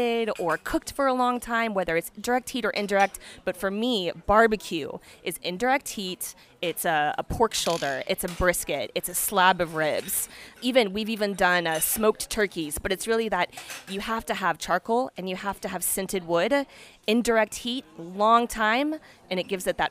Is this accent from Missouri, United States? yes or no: no; Texas, United States; moved away as an adult; also born or lived in Chicago; now in France; as a Texan